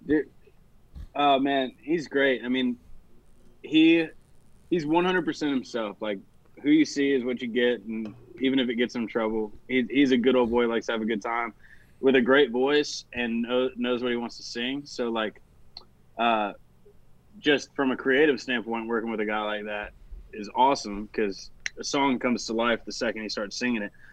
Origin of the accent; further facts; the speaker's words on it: Nashville, Tennessee, United States; born and raised right here in Nashville, Tennessee